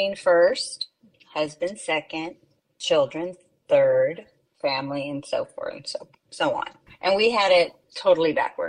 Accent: Corpus Christi, Texas, United States; born or raised there

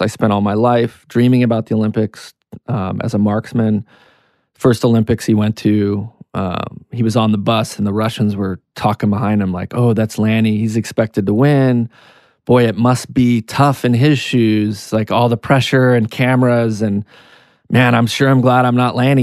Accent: Canada; also born or lived in United States; now in New York, United States; I'm Canadian American. I born in Canada, came to the U S

